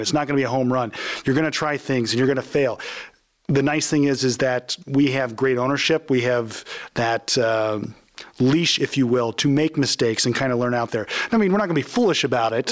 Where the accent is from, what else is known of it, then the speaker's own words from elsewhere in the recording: Lancaster, Ohio, United States; I grew up in Lancaster, went to undergrad at Ohio State